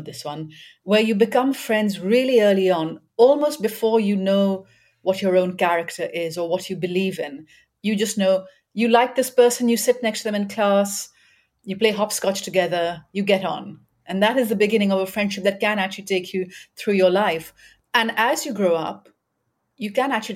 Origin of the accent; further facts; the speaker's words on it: Karachi, Sindh, Pakistan; moved away as an adult; also born or lived in New York; I grew up in Karachi